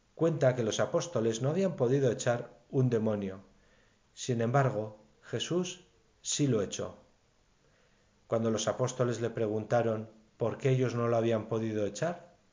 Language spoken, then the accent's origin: Spanish; Navarre, Spain; En mi tierra de Navarra